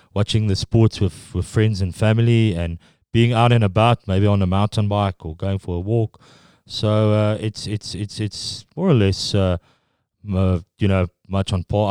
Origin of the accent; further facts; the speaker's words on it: Pretoria, Gauteng, South Africa; first language Afrikaans; English is a second language; moved away as an adult; now in New Zealand; I'm from Pretoria, which is in Gauteng.